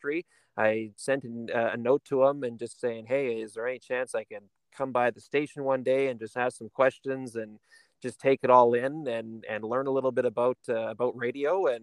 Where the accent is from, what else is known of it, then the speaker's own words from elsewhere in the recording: Campbell River, British Columbia, Canada; A fellow BC guy as well. I grew up on the island